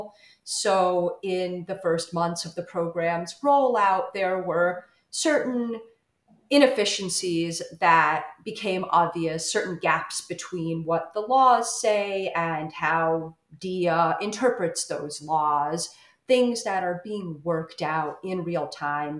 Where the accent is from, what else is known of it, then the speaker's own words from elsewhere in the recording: Ukraine; my home country of Ukraine